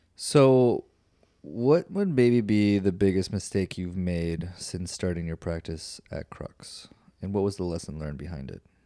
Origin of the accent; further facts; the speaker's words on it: Minnesota, United States; now in Austin, United States; growing up in Minnesota